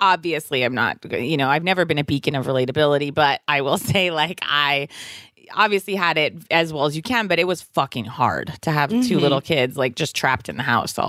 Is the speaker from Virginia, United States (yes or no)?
yes; Virginia, United States; moved away; I'm from Virginia.